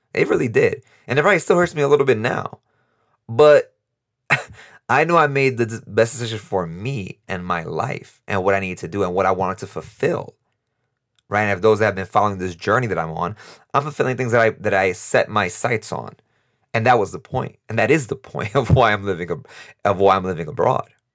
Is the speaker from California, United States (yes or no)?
no; New York, United States; moved away as an adult; now in Costa Rica; we're both from New York, we both live in Costa Rica